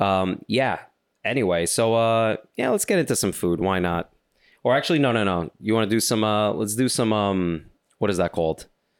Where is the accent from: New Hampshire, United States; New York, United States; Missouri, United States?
New York, United States; first of all, I'm from New York.